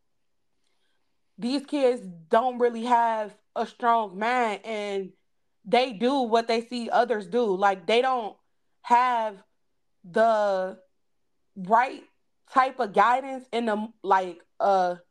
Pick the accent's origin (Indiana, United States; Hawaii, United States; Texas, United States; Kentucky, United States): Indiana, United States; Gary; we grew up in Gary